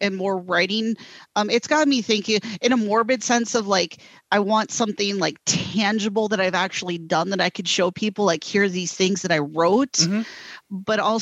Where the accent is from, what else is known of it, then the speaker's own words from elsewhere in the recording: Rockford, Illinois, United States; also born or lived in Wisconsin; my hometown, Rockford